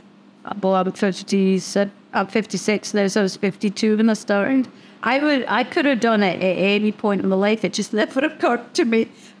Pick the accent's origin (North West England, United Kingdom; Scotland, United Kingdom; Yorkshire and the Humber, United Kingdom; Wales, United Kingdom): Scotland, United Kingdom; now in Australia; I like swearing, I'm Scottish, and being Scottish, it's in your DNA to swear, and to swear well.